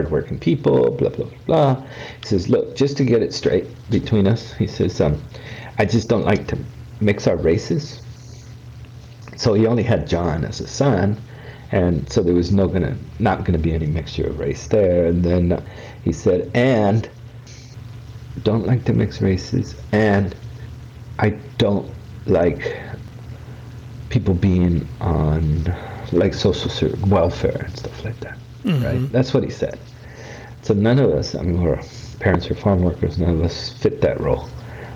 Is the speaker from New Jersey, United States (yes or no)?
no; San Diego County, California, United States; also born or lived in Mexico; growing up in San Diego County